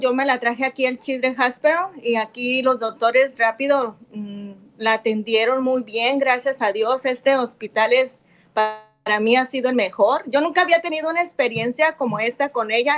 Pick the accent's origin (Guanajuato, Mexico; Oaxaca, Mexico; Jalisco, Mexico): Jalisco, Mexico; Ocotlán; Nosotros somos de Ocotlán también.